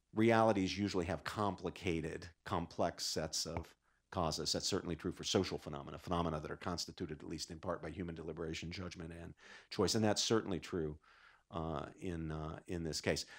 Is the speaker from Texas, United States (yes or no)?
no; West Virginia, United States; moved away; In my native Appalachia, I grew up in West Virginia.